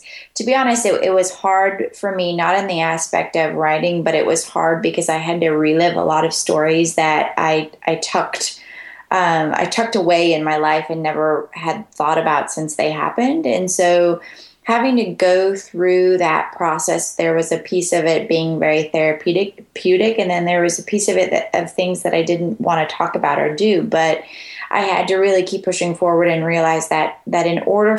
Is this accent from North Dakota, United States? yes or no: yes; North Dakota, United States; moved away as an adult; also born or lived in Florida; now in Birmingham, United States; I was born and raised in North Dakota and moved away shortly after I graduated and ended up in Florida for a while